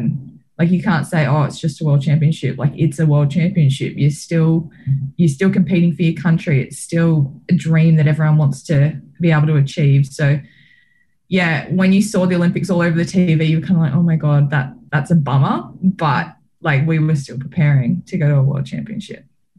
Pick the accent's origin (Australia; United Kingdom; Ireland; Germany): Australia; the camaraderie you get from being an Australian and being able to see all the other teams and other athletes achieve success as well.